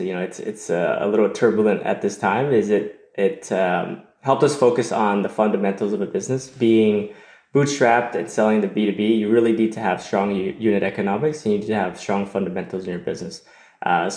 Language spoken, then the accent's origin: English; Toronto, Ontario, Canada; I was born and raised in Toronto, in Canada